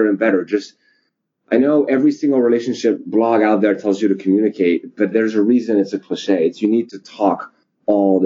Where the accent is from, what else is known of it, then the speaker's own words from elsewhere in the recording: France; now in United States; I'm from France originally